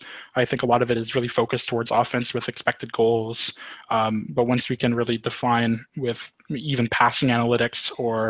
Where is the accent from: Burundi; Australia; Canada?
Canada; Cochrane, Ontario; here in Cochrane in my hometown, small town of 5,000